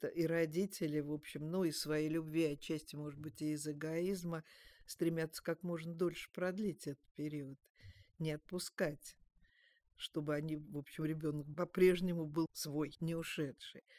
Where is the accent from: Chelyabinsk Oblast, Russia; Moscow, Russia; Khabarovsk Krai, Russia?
Moscow, Russia; меня, как коренную москвичку